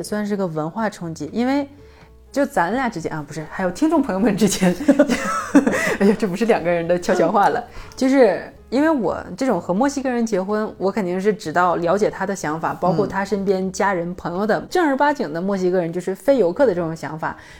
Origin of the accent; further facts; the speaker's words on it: China; 我说那真好，可是我是中国人啊，